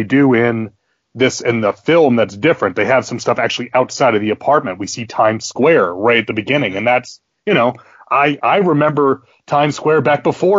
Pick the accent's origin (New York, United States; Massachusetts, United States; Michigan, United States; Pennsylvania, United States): New York, United States; now in South Carolina, United States; Jay and I growing up in New York